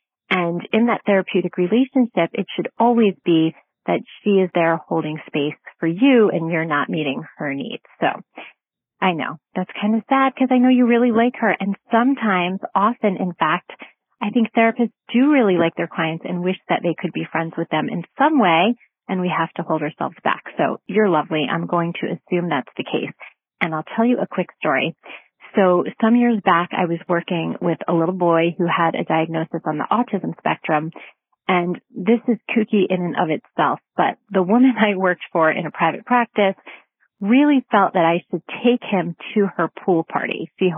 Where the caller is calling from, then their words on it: Connecticut, United States; I'm calling from Connecticut.